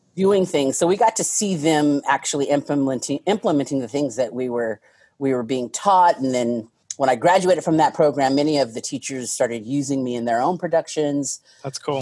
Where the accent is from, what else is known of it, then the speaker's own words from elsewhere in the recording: Tacoma, Washington, United States; moved away as an adult; also born or lived in Bellingham, Washington / New York; I grew up in UP, which when I was growing up, it was still Tacoma.